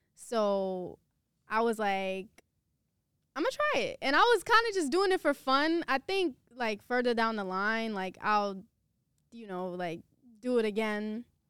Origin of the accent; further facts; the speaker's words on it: New York City, New York, United States; also born or lived in Queens; I'm from Brooklyn.